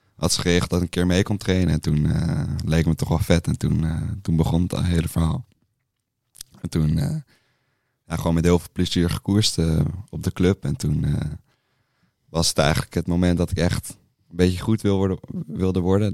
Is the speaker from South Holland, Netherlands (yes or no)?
no; Amsterdam, North Holland, Netherlands; kom uit Amsterdam